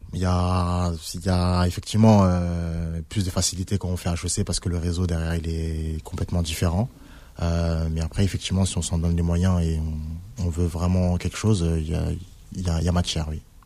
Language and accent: French; Villiers-le-Bel, Île-de-France, France; j'ai grandi à Villers-le-Bel